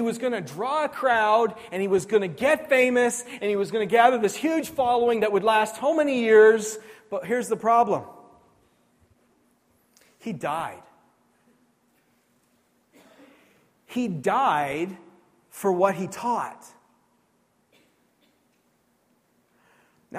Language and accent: English; New Brunswick, Canada; And I grew up here in New Brunswick